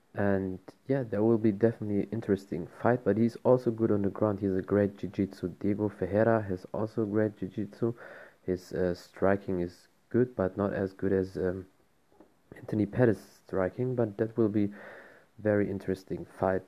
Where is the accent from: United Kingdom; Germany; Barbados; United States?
Germany; I'm from Germany